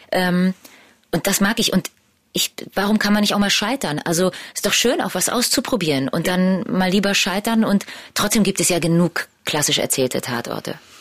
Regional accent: Berlin, Germany; meine ganze Familie kommt aus Polen. Ich bin die erste, die in Berlin geboren wurde

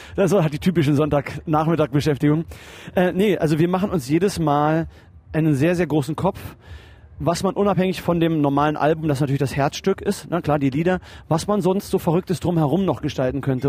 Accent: Berlin, Germany; also ich bin ja Österreicher also mein, mein, mein Vater ist Österreicher und äh, ich bin in Berlin aufgewachsen

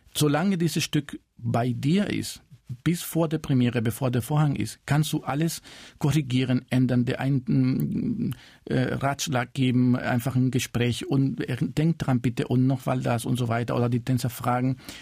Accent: Cuba; German is a second language; moved away; also born or lived in Spain; ich bin in Kuba geboren, aber meine Familie äh, ist äh, zum Teil aus Spanien

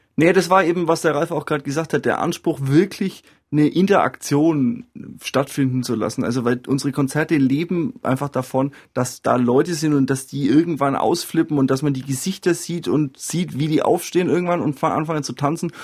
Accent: Franconia, Bavaria, Germany; bei uns in Franken oder eigentlich auch in Süddeutschland

